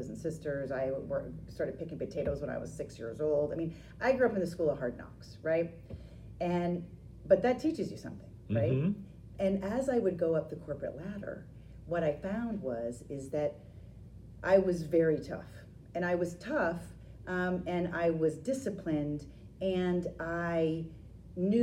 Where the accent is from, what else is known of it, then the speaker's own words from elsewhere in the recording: Maine, United States; moved away as an adult; when I left Maine, and I left college and I left the state